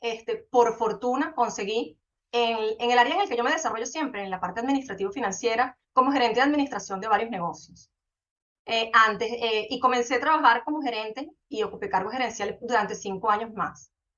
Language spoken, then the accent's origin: Spanish; Venezuela; moved away as an adult; also born or lived in Colombia; now in Panama; yo vivía en Venezuela, soy venezolana